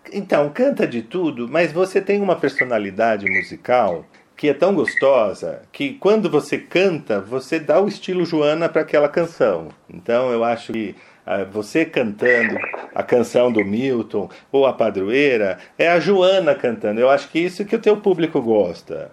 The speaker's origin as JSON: {"language": "Portuguese", "region": "São Paulo", "country": "Brazil", "said": "para nós aqui paulistanos, para aqui de São Paulo"}